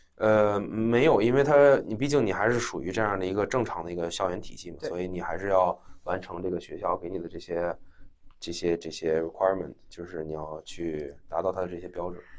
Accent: China; moved away as an adult; also born or lived in Beijing, China / Maine, United States; 因为我一直从小嗯。在国内上学，一直到高中 ，呃，读完国际部嗯。在北京，然后之后才出国嗯读的本科嘛

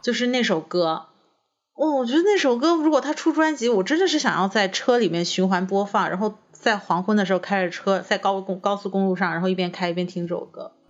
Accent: Hakka, Guangdong, China; moved away; 我其实我是客家人嘛，其实我也不是潮汕的

